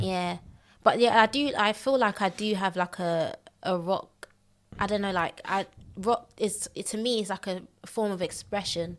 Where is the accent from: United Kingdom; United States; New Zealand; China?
United Kingdom; London; also born or lived in Elephant and Castle, London / Bexleyheath; I grew up mostly in Thames Mead